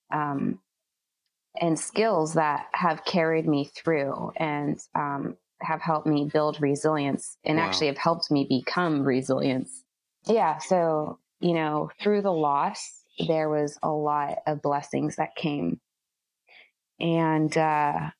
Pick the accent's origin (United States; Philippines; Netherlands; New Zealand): United States; Bay Area, California; I grew up and I was raised in the Bay Area.